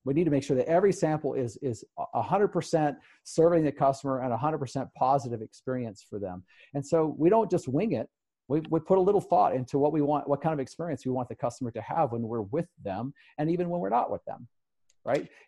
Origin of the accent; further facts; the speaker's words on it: Salt Lake City, Utah, United States; my hometown